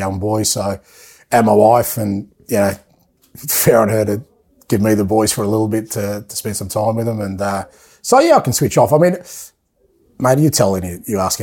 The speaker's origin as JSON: {"language": "English", "town": "Athens", "region": "Attica", "country": "Greece", "tie": "born or raised there", "moved": "yes", "said": "I was born in Athens"}